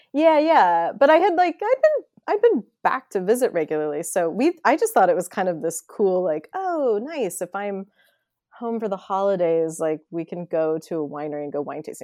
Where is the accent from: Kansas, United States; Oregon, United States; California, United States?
Oregon, United States; McMinnville; moved away as an adult; also born or lived in Eugene, Oregon / New York City / Vancouver, Canada; born and raised in McMinnville, Oregon.